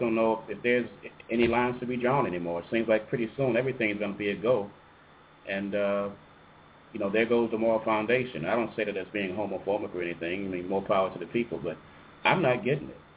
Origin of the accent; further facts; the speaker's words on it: Chicago, Illinois, United States; moved away; I'm actually from Chicago, and uh, that's where my heart is, actually.